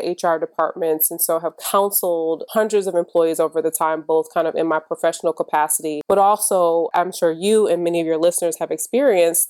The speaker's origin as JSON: {"language": "English", "region": "Michigan", "country": "United States", "tie": "born or raised there", "said": "I'm from Michigan"}